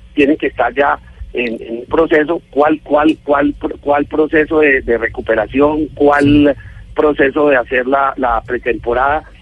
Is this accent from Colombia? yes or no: yes; Colombia; Yo como, colombiano